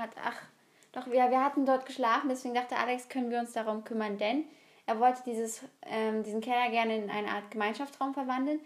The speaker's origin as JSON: {"language": "German", "country": "Germany"}